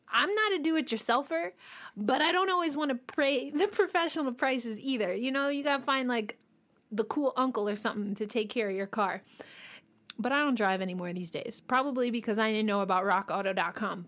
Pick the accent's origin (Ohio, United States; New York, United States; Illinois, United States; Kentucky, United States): New York, United States; I'm from New York